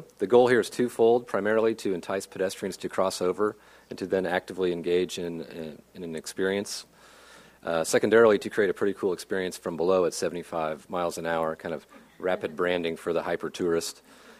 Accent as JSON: {"language": "English", "town": "Kansas City", "country": "United States", "said": "And so I'm from Kansas City, and it's just really great to be here."}